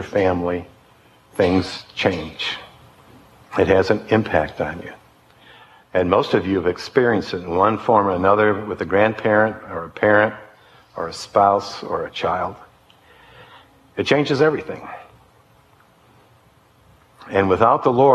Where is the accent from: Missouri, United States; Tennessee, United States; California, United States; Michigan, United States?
Michigan, United States; Detroit; I grew up in Detroit